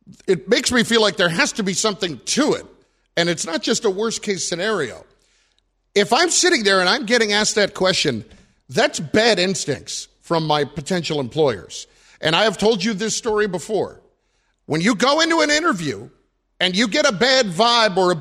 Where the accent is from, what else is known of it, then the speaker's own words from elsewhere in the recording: New Jersey, United States; I'm from New Jersey